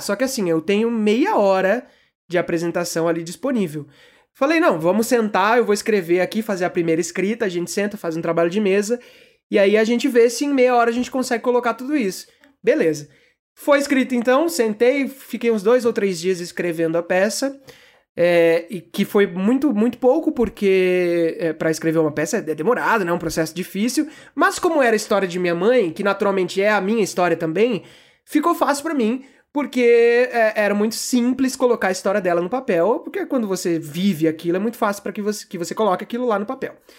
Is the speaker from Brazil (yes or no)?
yes; Campo Grande, Mato Grosso do Sul, Brazil; also born or lived in São Paulo; Então eu tinha uma vida ali em São Paulo, eh, que é onde eu nasci, e aí do nada estou eu em Campo Grande, Mato Grosso do Sul, vivendo essa vida que tenho hoje